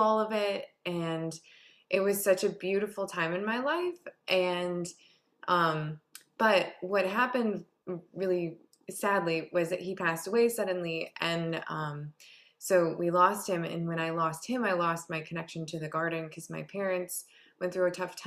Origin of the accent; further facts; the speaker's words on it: Harbor Springs, Michigan, United States; I grew up in Harbor Springs, Michigan